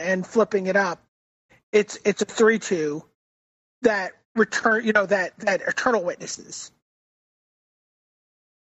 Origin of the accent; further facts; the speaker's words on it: New York City, New York, United States; accent: Brooklyn; my Brooklyn accent